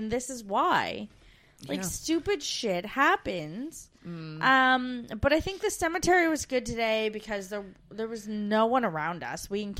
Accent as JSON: {"language": "English", "country": "Canada", "moved": "yes"}